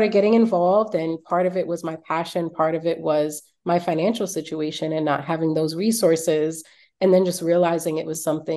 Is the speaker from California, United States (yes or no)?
no; New York City, New York, United States; growing up in Brooklyn in Flatbush